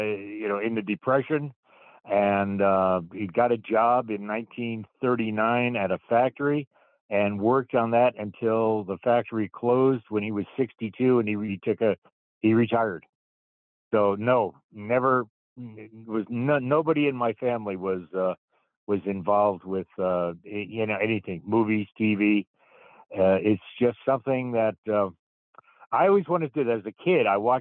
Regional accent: New Jersey, United States; moved away; I'm originally from New Jersey. I grew up in a little suburb of New York City, about 25 miles away

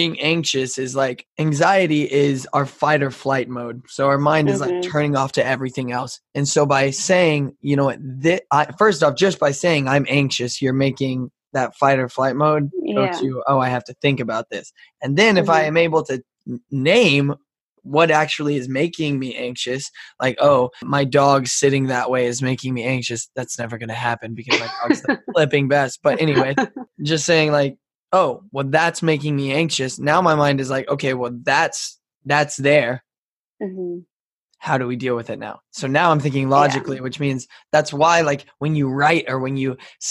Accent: Texas, United States; I'm from a desert. I'm from the desert of Texas

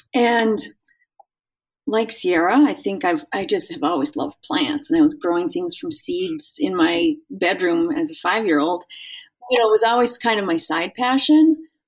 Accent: Brainerd, Minnesota, United States; currently the office assistant for Strong Towns in the home office here in Brainerd, Minnesota. I grew up in Brainerd. I moved away as an adult for many years, and I've just in the past 2 years moved back here.

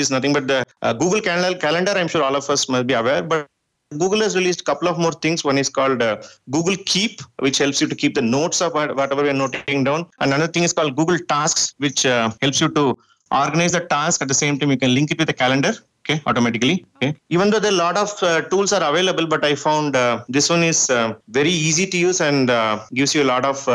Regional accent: India; first language Tamil; English is a second language; I grew up in my farming years in my native place. My mother tongue is Tamil

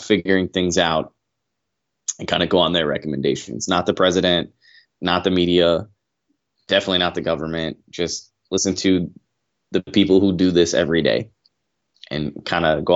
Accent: Aurora, Illinois, United States; now in Fort Worth, United States; I am from Aurora, Illinois, but I live in Fort Worth, Texas

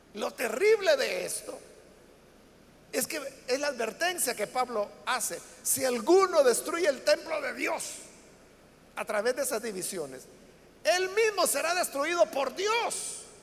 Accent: El Salvador; nuestro país, para El Salvador

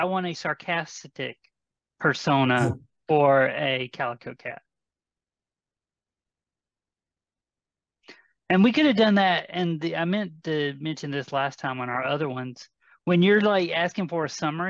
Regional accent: the South, United States; I'm from the South, so most of my people will probably be Southern

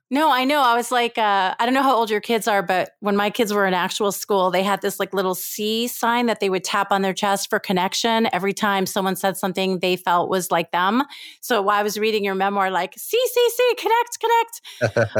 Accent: New York, United States; also born or lived in Israel; I was born in Israel, and in Israel, my parents lived there for some years, and then I was raised mostly in New York

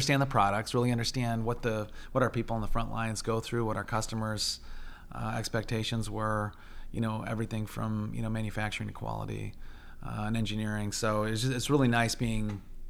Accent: Alma, Central Michigan, United States; moved away as an adult; also born or lived in Oxford, Ohio / Goshen, Indiana; I grew up in Central Michigan. Family was all born and raised there, a little town called Elma, south of Mount Pleasant, north of Lansing

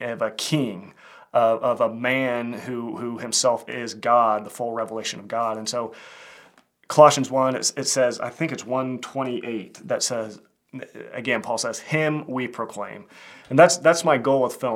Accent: Kansas, United States; I'm a filmmaker from Kansas

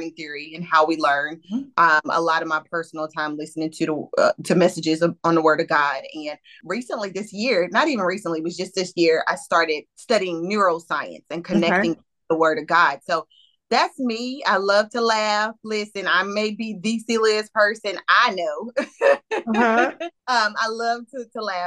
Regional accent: Greenville, North Carolina, United States; moved away as an adult; now in Greensboro, United States; I am originally from Eastern North Carolina, from Greenville, North Carolina

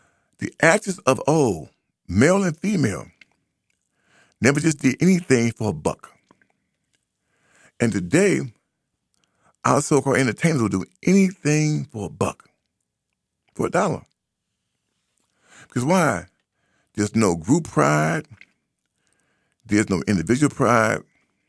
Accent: Birmingham, Alabama, United States; now in Boston, United States; We came from Birmingham up here to Boston, 63.

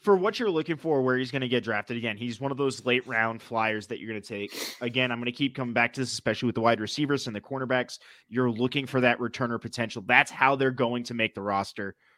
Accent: New England, United States; accent: New England; my New England accent.

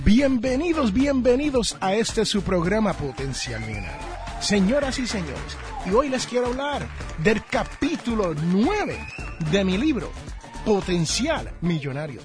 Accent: United States; aquí en el barrio donde yo nací

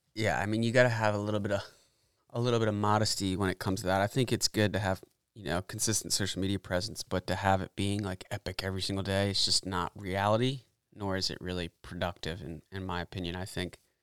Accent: Annapolis, Maryland, United States; moved away as an adult; I'm originally from the Chesapeake Bay area up in Annapolis

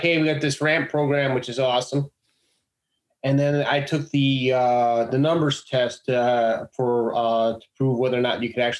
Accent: Chicago, Illinois, United States; moved away as an adult; I am from Chicago.

